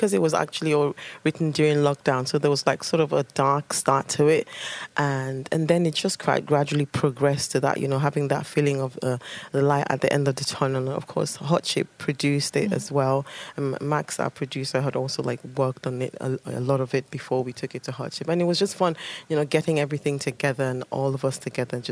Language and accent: English; Nigeria; moved away; the whole stories that I got told as a kid growing up in Nigeria